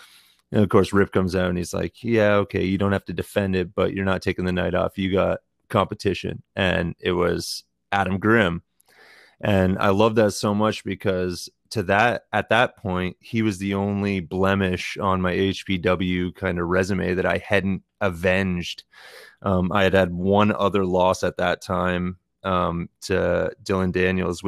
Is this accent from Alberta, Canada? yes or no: no; Tillsonburg, Ontario, Canada; my hometown of Tillsonburg